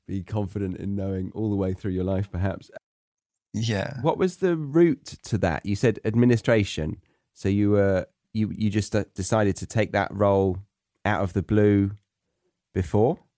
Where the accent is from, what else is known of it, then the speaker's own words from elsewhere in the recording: England, United Kingdom; growing up in England.